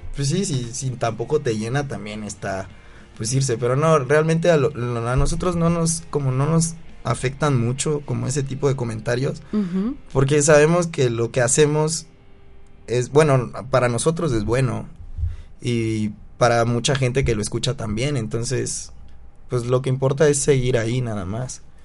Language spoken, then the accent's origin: Spanish; Chiapas, Mexico; now in Mexico City, Mexico; yo soy de Chiapas